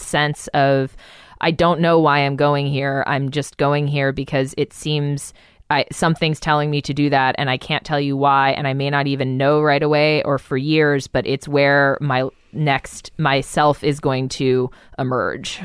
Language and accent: English; Albuquerque, New Mexico, United States; moved away as an adult; I'm from New Mexico.